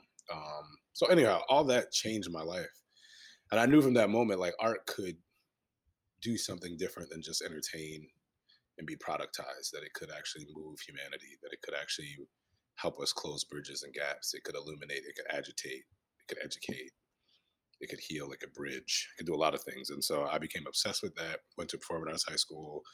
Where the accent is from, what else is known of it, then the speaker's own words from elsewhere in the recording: Hartford, Connecticut, United States; now in Philadelphia, United States; I'm originally from Hartford, Connecticut, you know, a New Englander by trade